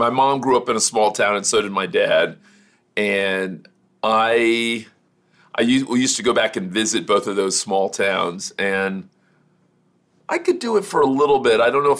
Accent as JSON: {"language": "English", "town": "Miami", "region": "Florida", "country": "United States", "tie": "born or raised there", "moved": "yes", "lives_now": "California, United States", "said": "So I grew up in Miami and then I moved to California."}